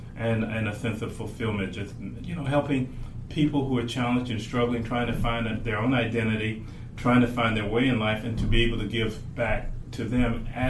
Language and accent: English; Canton, Mississippi, United States; moved away as an adult; now in White Plains, United States; I was raised in Canton, Mississippi.